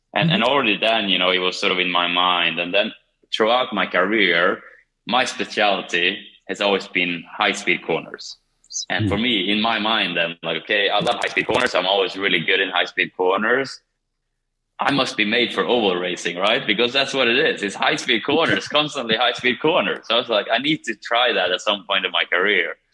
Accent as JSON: {"language": "English", "town": "Kumla", "region": "Örebro County", "country": "Sweden", "tie": "born or raised there", "moved": "yes", "said": "my hometown, Kumla"}